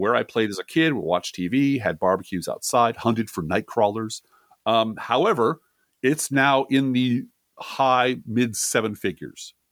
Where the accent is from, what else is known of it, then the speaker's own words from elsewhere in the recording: Midwest, United States; accent: Midwest; also born or lived in Colorado; my Midwest accent